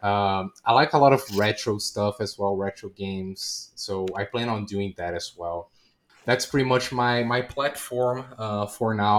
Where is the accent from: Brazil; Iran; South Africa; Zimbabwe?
Brazil; I'm a variety streamer from South America. I'm from Brazil